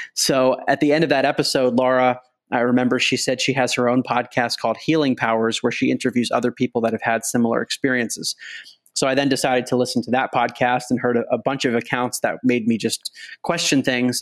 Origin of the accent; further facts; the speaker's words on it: outside of Baltimore, Maryland, United States; moved away as an adult; also born or lived in Princeton, New Jersey / New York / Boston; now in San Francisco, United States; I grew up outside of Baltimore, Maryland